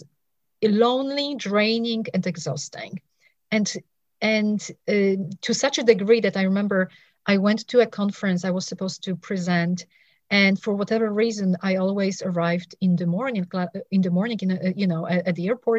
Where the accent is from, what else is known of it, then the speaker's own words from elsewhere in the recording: Poland; also born or lived in England; now in United States; I was living in England. I'm originally from Poland